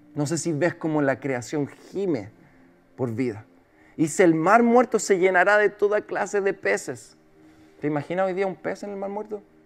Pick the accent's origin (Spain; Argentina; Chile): Chile; como el chileno la veo